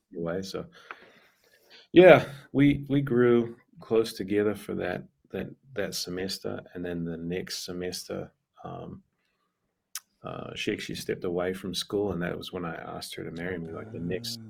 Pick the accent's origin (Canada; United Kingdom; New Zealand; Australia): New Zealand; moved away as an adult; a missionary from the states planted a church in my hometown in New Zealand